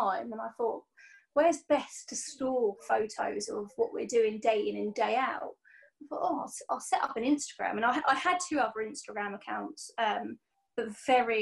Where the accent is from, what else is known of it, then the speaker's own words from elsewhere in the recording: Portsmouth, South East England, United Kingdom; I'm from Portsmouth